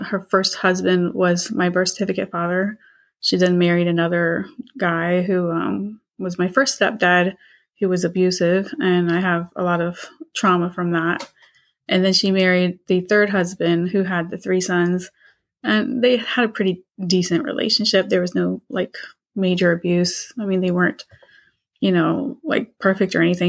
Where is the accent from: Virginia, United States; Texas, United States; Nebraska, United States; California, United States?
Virginia, United States; Portsmouth; moved away as an adult; also born or lived in Spain; now in Florida, United States; I'm from Virginia. I'm from the Portsmouth area of Virginia. I live in Florida. I was raised there and moved to Spain in my early 20s and then to Florida.